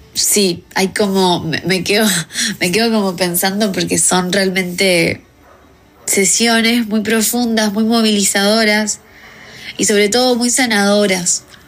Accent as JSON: {"language": "Spanish", "country": "Uruguay", "also_born_or_lived": "New Zealand", "said": "yo soy de Uruguay"}